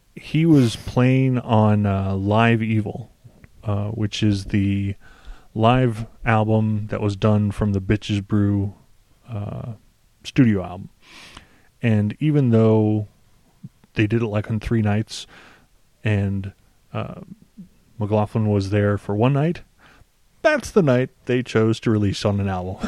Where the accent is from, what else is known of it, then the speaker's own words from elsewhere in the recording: United States; I'm an American